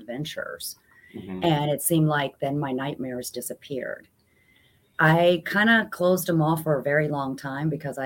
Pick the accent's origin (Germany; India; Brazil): Germany; moved away; growing up in Germany, you know, where you don't get a lot of this paranormal